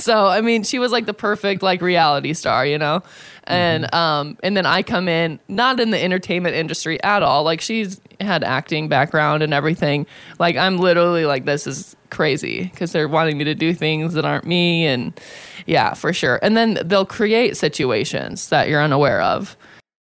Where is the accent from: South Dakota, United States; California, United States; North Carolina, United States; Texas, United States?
South Dakota, United States; moved away as an adult; now in Las Vegas, United States; I was from South Dakota